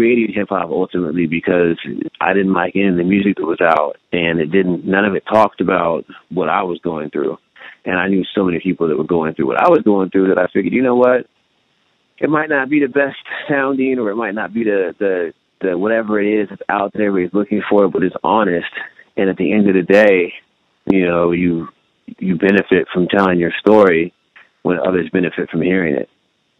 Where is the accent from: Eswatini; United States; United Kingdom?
United States; California; born there; basically I was born in California, and we drove across the interstate following telecommunications work for my dad.